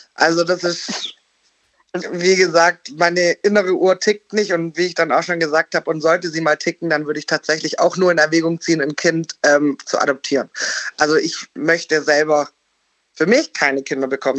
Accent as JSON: {"language": "German", "area": "near Konstanz", "region": "Baden-Württemberg", "country": "Germany", "said": "ich komme aus Baden-Württemberg"}